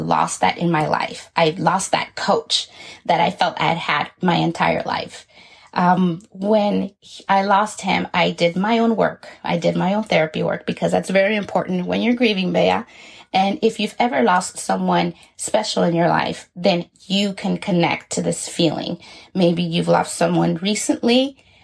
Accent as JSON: {"language": "English", "town": "Los Angeles", "region": "California", "country": "United States", "tie": "born or raised there", "also_born_or_lived": "Guatemala / Inland Empire, California", "said": "I was born in Guatemala and grew up in Southeast Los Angeles, California"}